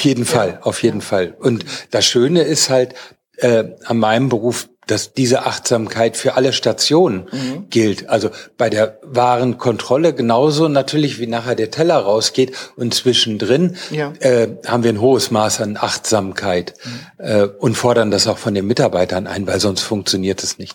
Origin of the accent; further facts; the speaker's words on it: North Rhine-Westphalia, Germany; ich bin Westfale